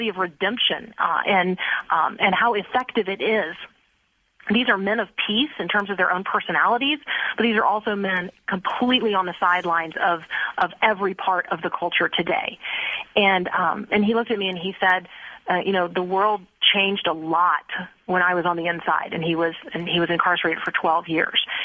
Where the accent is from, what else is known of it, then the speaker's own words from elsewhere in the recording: Tampa, Florida, United States; I grew up in Tampa Bay, and I went to Plant High School